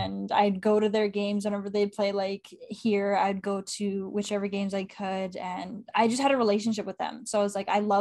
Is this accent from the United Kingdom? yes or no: no; Canada; being Canadian, I grew up with a family that loves hockey and watches hockey.